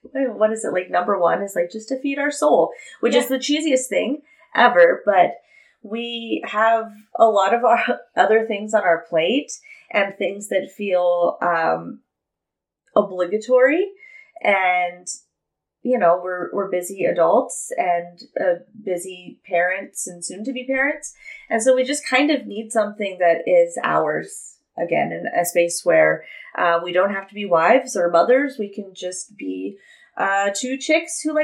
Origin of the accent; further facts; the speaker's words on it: outside of Laughlin, Nevada, United States; in Laughlin, like I grew up like outside of Laughlin